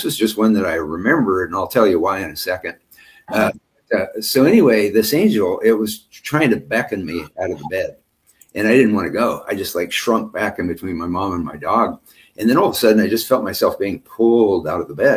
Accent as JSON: {"language": "English", "town": "Ellis", "region": "Kansas", "country": "United States", "tie": "born or raised there", "said": "I grew up in Western Kansas, in Ellis, Kansas, and it was a population of 2,000"}